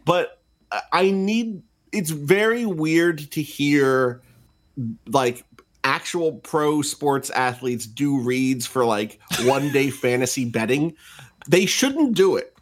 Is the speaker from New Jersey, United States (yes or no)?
yes; Atlantic City, New Jersey, United States; I'm from Atlantic City.